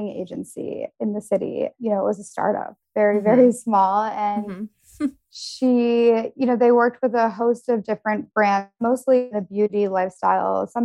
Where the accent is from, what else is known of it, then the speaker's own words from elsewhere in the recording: Detroit, Michigan, United States; moved away as an adult; also born or lived in Denver / New York; I grew up in Detroit, and then I went to school actually for international relations at the University of Denver